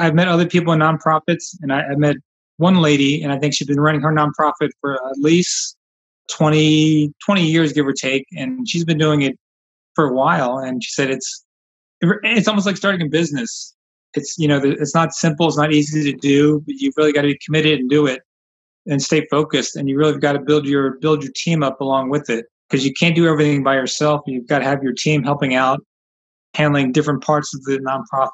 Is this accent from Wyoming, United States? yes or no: no; Philadelphia, Pennsylvania, United States; now in El Paso, United States; I grew up in Philadelphia